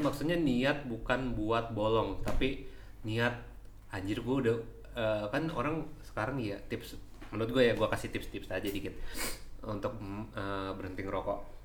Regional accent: Java, Indonesia; aku dari Jawa

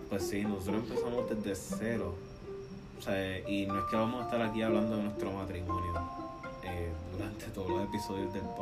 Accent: Puerto Rico; now in Tampa, United States; Florida. vivimos, somos de Puerto

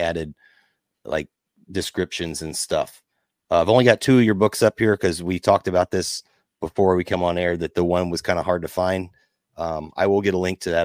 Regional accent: Southern Illinois, United States; I grew up in Southern Illinois

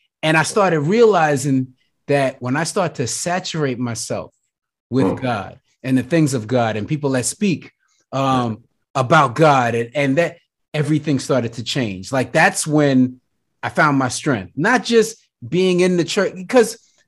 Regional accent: Brooklyn, New York, United States; it doesn't matter if I don't play from Brooklyn, that like I'm from Brooklyn

